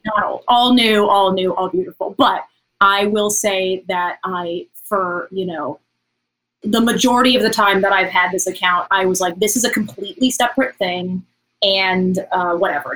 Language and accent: English; Tennessee, United States; now in Los Angeles, United States; I'm from Tennessee. I'm not from, you know, I didn't grow up in like a big city